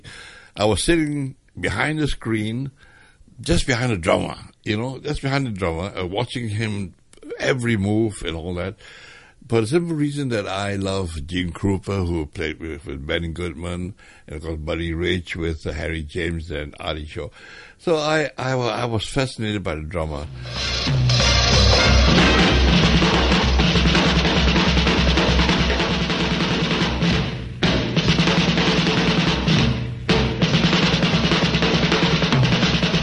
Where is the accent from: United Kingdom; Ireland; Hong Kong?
Hong Kong; I was born in Hong Kong, in Wan Chai Road